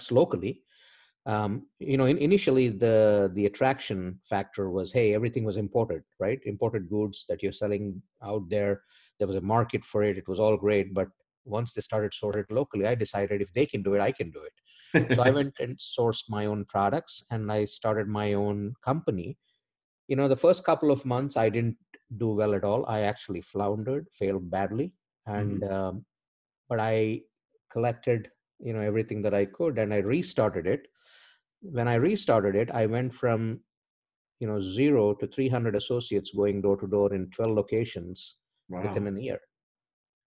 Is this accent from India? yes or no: yes; India; moved away as an adult; also born or lived in Norfolk, Virginia; now in United States; I'm from India. I've been in the US for about 20 years. I'm an immigrant.